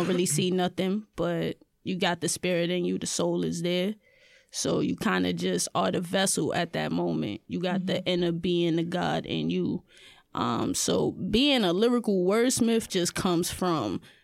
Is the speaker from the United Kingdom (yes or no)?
no; New York City, New York, United States; I'm from the Bronx too